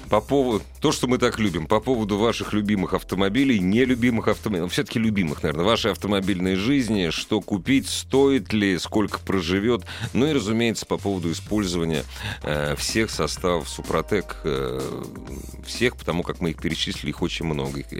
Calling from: Rostov-on-Don, Rostov Oblast, Russia; Я звоню вам из Ростова-на-Дону.

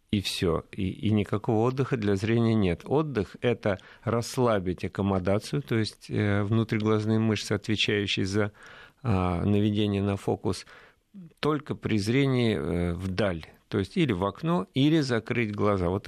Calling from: Tula Oblast, Russia; мы вас беспокоим из Тульской области.

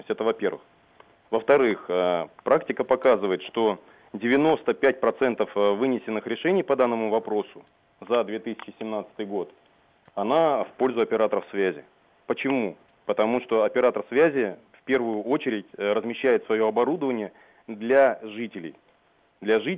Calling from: Moscow, Russia; я из Москвы вам звоню

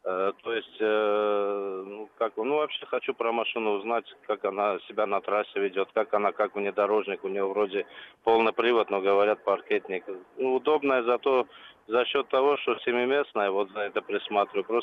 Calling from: Krasnodar, Krasnodar Krai, Russia; я из Краснодара звоню.

